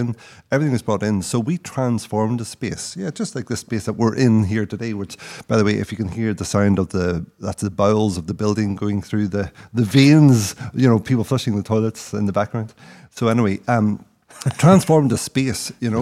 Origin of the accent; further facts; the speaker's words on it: South Derry, Northern Ireland, United Kingdom; moved away; also born or lived in London; I grew up in Derry